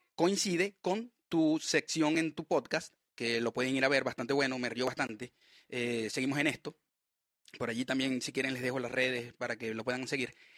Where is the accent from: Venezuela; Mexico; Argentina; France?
Venezuela; Maracaibo, Zulia; moved away as an adult; now in Chile; la región de donde yo soy